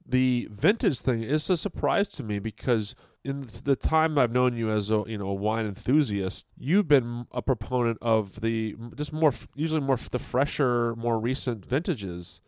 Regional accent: Fredericksburg, Virginia, United States; moved away; my hometown of Fredericksburg, V

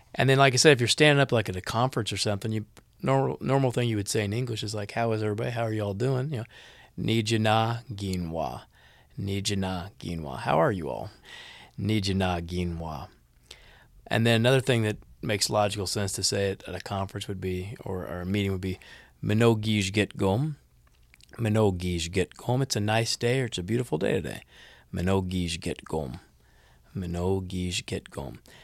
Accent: Kansas City, Missouri, United States; moved away as an adult; now in Shawnee, United States; I grew up in Kansas City, Missouri

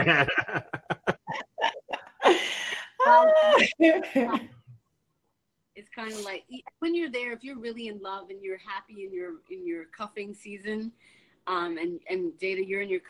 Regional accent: Toronto, Ontario, Canada; moved away as an adult; also born or lived in California; I'm from Toronto. I'm not from the States, but there I was living.

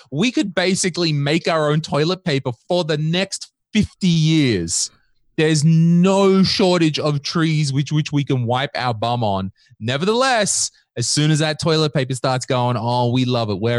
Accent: Australia; I am Australian, and I, I was just quickly ch- checking chat.

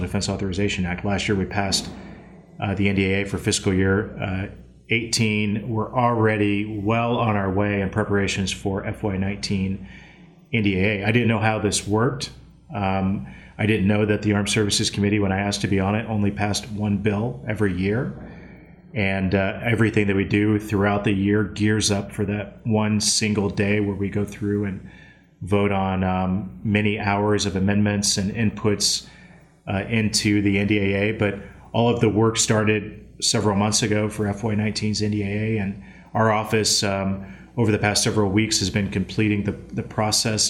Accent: Columbia City, Indiana, United States; my hometown in Columbia City, Indiana

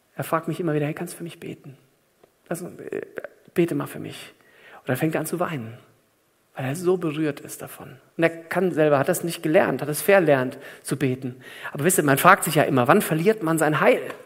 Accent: Germany; bei uns in Deutschland

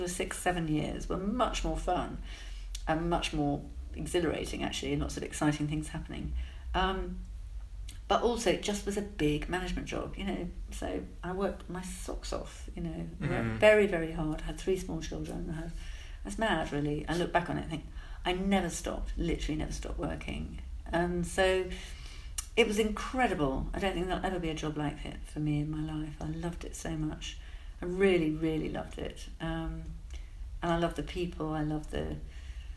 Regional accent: Alston, North West England, United Kingdom; now in Cambridge, United Kingdom; I was born in Alston, so I think I've got hills in my DNA

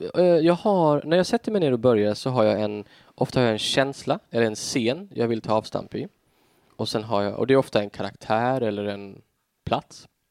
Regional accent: Tofta, Sweden; jag växte upp liksom i Tofta

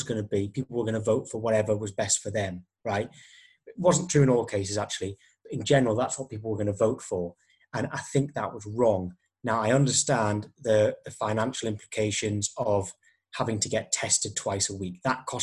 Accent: Alnwick, North East England, United Kingdom; That's my hometown there, which is very near Newcastle, a place called Alnwick

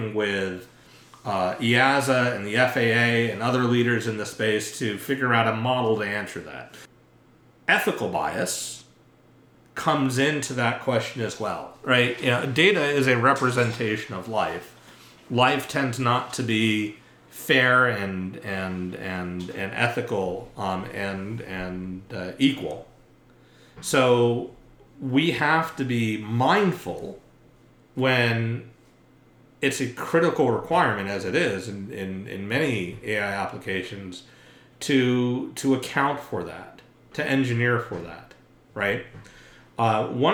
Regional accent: New York City, New York, United States; also born or lived in Scarsdale, New York; I grew up in New York City and right outside in suburban Westchester County

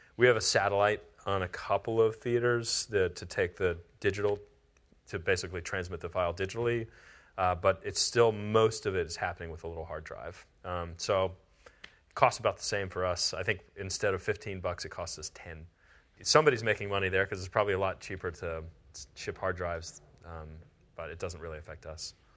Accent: near Pittsburgh, Pennsylvania, United States; also born or lived in Southeast Ohio / Bakersfield; now in Austin, United States; I grew up near Pittsburgh

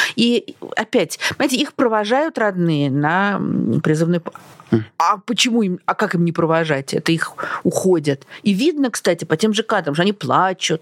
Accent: Russia; moved away as an adult; now in Portugal; мы из России

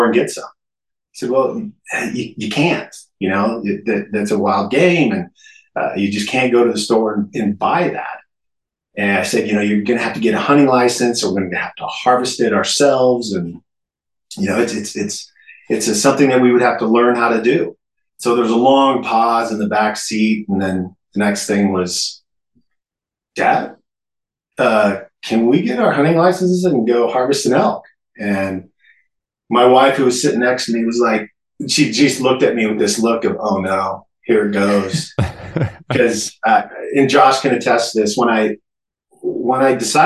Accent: Idaho, United States; I was born and raised in Idaho

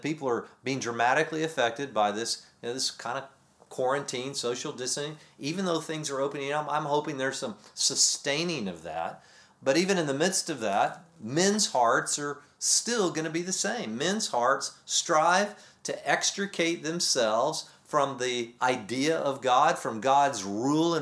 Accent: Texas, United States; moved away; growing up in Texas and being back there

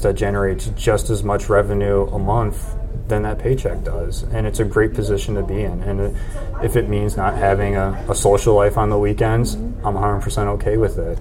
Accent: Plainfield, Illinois, United States; moved away as an adult; now in Indianapolis, United States; I'm originally from Plainfield, which is a suburb of Chicago

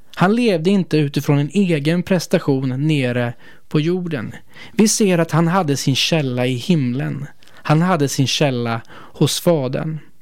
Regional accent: Sweden; vi som svenskar

